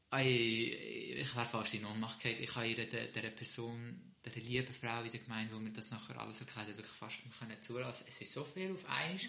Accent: Switzerland; ich fühle mich auch mehr als Schweizer. Ich bin auch hier geboren

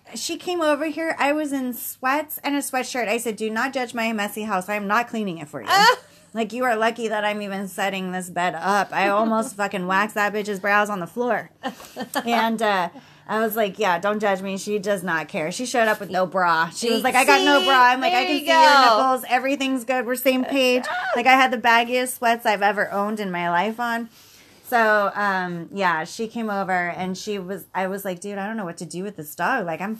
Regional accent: United States; because I'm an American.

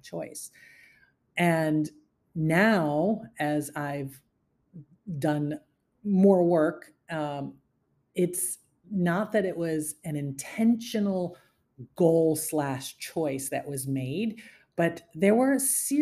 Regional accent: Syracuse, New York, United States; moved away as an adult; I was born and raised in Syracuse, New York, in a very traditional family unit

